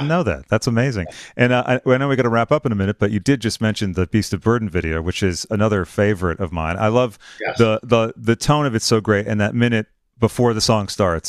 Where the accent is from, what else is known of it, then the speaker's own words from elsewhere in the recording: Boston, Massachusetts, United States; From my hometown of Boston.